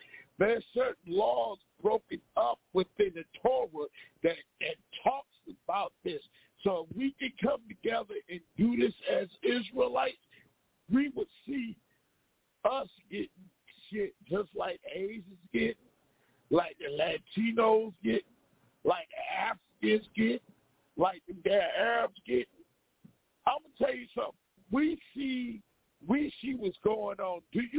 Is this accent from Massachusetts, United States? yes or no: no; Virginia, United States; now in Pennsylvania, United States; I'm from DMV. I'm from Virginia.